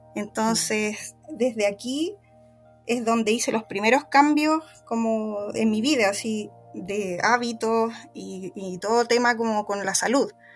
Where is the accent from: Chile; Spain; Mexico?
Chile; en mi país, acá en Chile